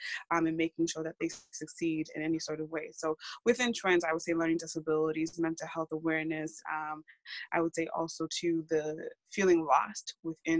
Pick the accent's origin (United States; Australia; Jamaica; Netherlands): United States; Massachusetts; I am born and raised in Massachusetts